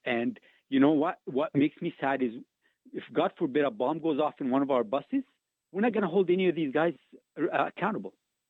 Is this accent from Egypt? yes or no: yes; Egypt; now in Canada; I immigrated from Egypt.